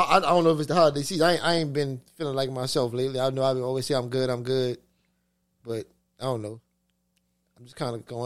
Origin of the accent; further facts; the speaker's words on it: New Orleans, Louisiana, United States; I'm from the East.